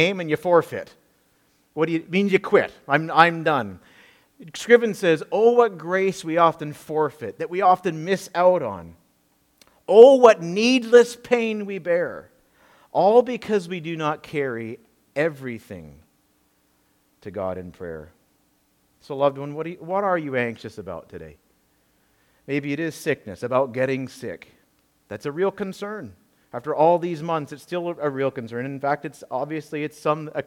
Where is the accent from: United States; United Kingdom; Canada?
Canada; Peterborough, Ontario; my hometown in Peterborough, Ontario